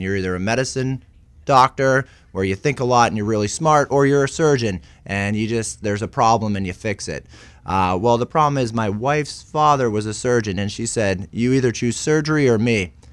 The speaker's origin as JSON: {"language": "English", "area": "outside of Boston", "region": "Massachusetts", "country": "United States", "tie": "born or raised there", "moved": "as an adult", "lives_now": "Portland, United States", "said": "I grew up outside of Boston"}